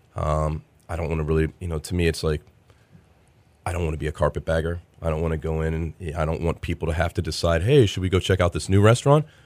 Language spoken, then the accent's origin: English; Cincinnati, Ohio, United States; now in Austin, United States; I'm from Cincinnati